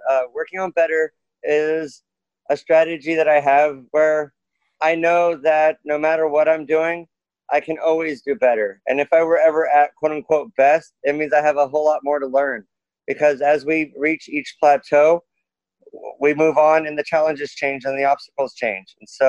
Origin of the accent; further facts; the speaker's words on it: Springfield, Oregon, United States; also born or lived in Texas; I'm Springfield born, Springfield raised. Then I went to Texas for 6 years with my stepfather. And then we moved back to Springfield, and I've been in Springfield ever since.